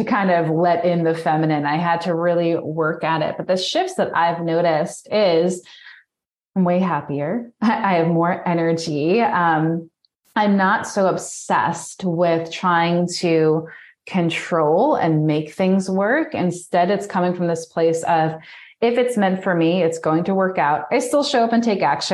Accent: New York, United States; moved away; I'm originally from New York

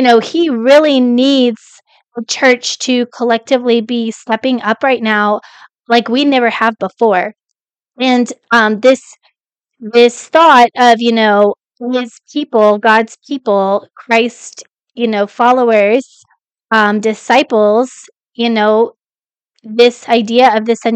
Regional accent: Colorado, United States; also born or lived in Kentucky; now in Texas, United States; I grew up in Colorado

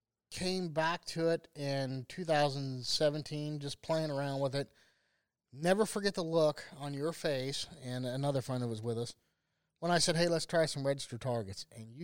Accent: Ohio, United States; born and raised in Ohio.

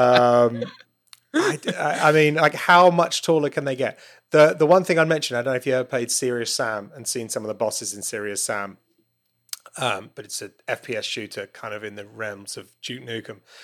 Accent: United Kingdom; I'm a Brit

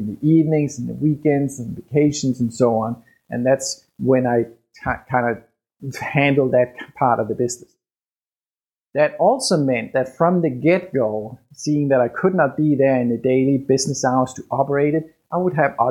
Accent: Denmark; English is a second language; moved away as an adult; I was born and raised in Denmark

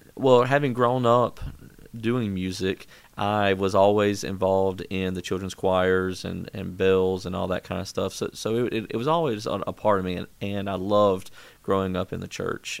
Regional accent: Brandon, Mississippi, United States; also born or lived in Gulfport, Mississippi / Clinton, Mississippi; I grew up in Mississippi

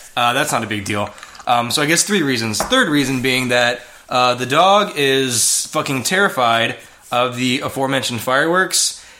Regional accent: Houston, Texas, United States; moved away; the Astros obviously are my team because I'm from Houston. Grew up watching them.

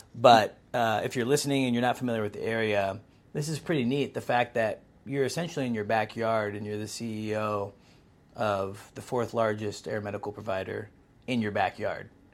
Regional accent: Pacific Northwest, United States; born or raised there

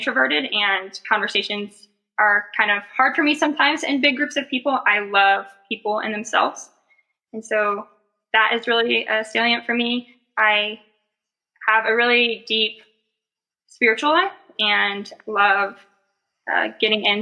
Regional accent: Missouri, United States; moved away as an adult; now in Indianapolis, United States; I'm actually currently in Indianapolis, Indiana, but I'm from Missouri

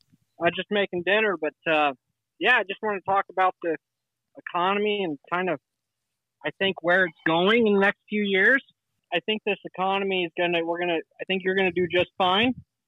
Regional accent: Florida, United States; and I come from Florida, like I said, I owned a small company.

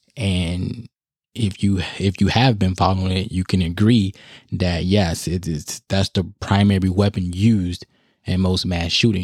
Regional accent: United States; us as American people

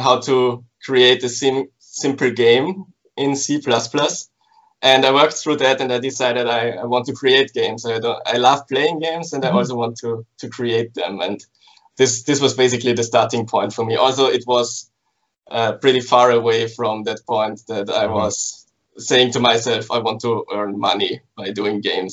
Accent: Graz, Styria, Austria; I'm from Graz, which is the second biggest city in Austria, in Central Europe

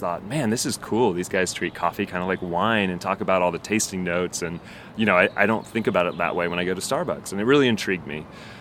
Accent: Dayton, Ohio, United States; I grew up in Ohio, in Dayton

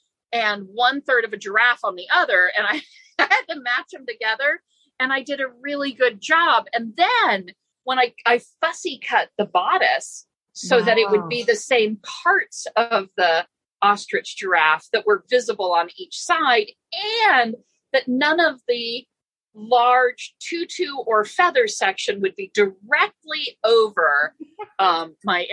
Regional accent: Florida, United States; I grew up in Florida

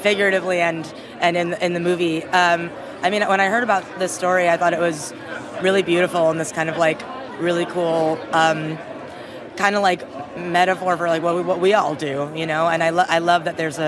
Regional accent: New York City, New York, United States; I am a New Yorker

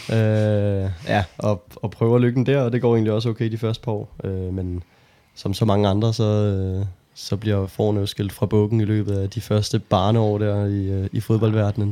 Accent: Holbæk, Zealand, Denmark; jeg er, øh, født og opvokset i Holbæk

